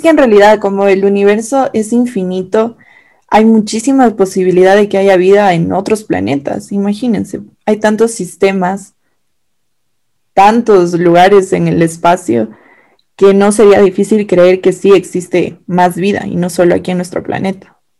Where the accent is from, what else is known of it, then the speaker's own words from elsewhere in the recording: Ecuador; nosotras somos ecuatorianas, orgullosamente ecuatorianas